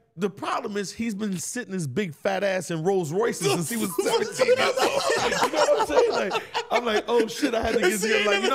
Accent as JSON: {"language": "English", "town": "Bronx", "region": "New York", "country": "United States", "said": "I'm Dominican, I'm from the Bronx, Washington Heights, whatever, I'm here"}